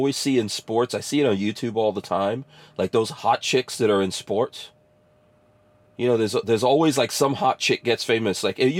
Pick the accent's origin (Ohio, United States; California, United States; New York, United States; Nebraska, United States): New York, United States; moved away; I rooted for the Knicks because I'm a New Yorker